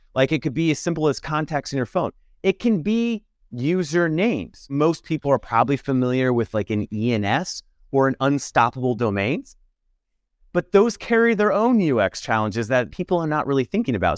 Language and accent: English; Nebraska, United States; maybe I'm from Nebraska